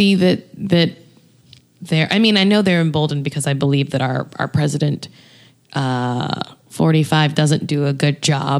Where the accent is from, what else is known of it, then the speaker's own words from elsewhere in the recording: the South, United States; I'm from the South